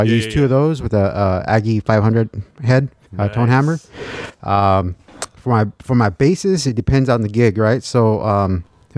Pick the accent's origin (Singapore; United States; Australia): United States; Lynwood, California; I grew up in Linwood